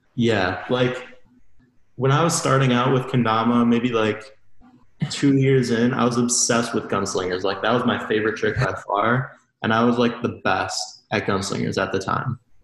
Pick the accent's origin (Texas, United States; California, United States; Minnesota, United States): Minnesota, United States; Excelsior; I'm from uh, Minnesota, from Excelsior, it's like like half an hour west of the Twin Cities.